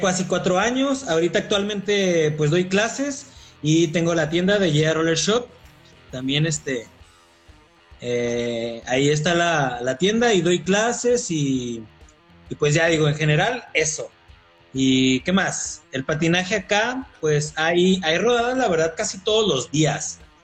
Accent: Coahuila, Mexico; moved away as an adult; now in Querétaro, Mexico; soy de Coahuila

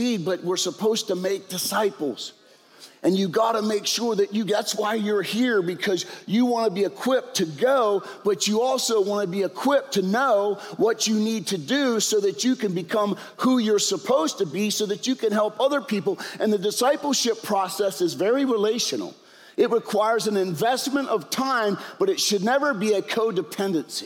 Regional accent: York, Pennsylvania, United States; We're all from York, PA

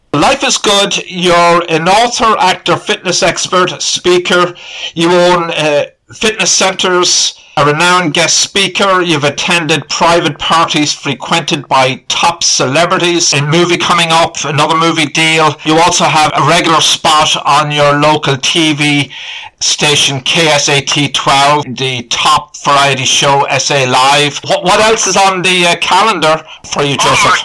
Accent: Ireland; now in United States; a proud American citizen born and raised in Ireland.

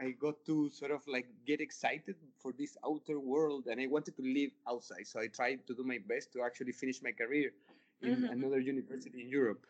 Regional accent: Chile; also born or lived in Laja, Chile / Santiago, Chile; I'm from Chile. Chile is a pretty small country. And even like I spent my childhood in a small city in the south of Chile. So until I was like 10 or 11, I just lived in that small city. The city is called Laja.

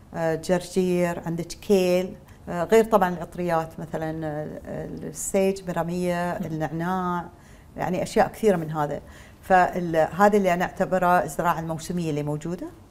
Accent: United Arab Emirates; أساسنا كاماراتيين الدي ان اي مالنا ما تغير

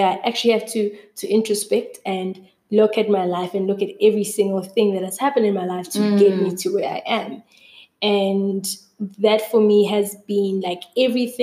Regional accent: Newcastle, KwaZulu-Natal, South Africa; moved away; also born or lived in Durban / Johannesburg; I was born in Newcastle.

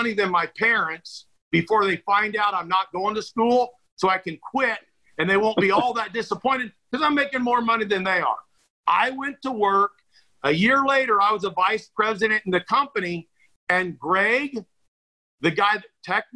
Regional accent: McPherson, Kansas, United States; moved away as an adult; also born or lived in Manhattan, Kansas / Salina, Kansas / Topeka, Kansas; where we're from

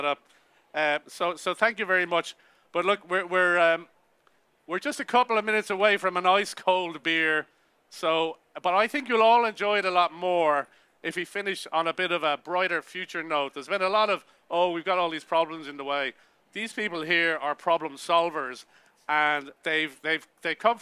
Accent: Ireland; I'm Irish

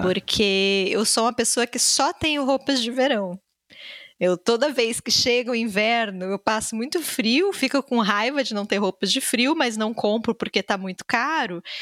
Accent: Rio Grande do Sul, Brazil; also born or lived in Salvador, Bahia; apesar de baiana, eu cresci no Rio Grande do Sul

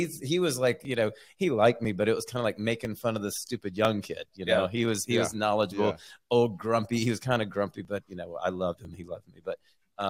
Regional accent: Marietta, Georgia, United States; I'm growing up in Atlanta and in the suburbs in Marietta.

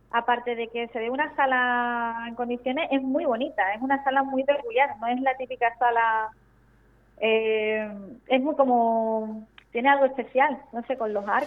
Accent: Málaga, Andalusia, Spain; Yo soy de Andalucía, yo soy de Málaga.

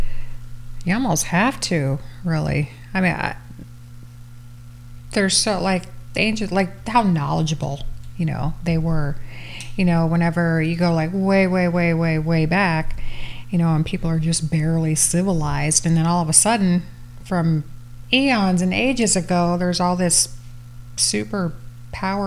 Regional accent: Kampsville, Illinois, United States; my hometown, Campsville, where the Center for American Archaeology is

